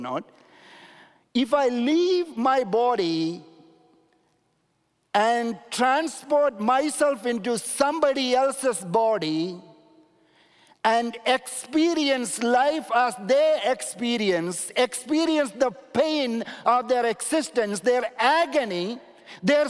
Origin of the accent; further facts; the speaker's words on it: India; moved away; I'm coming from India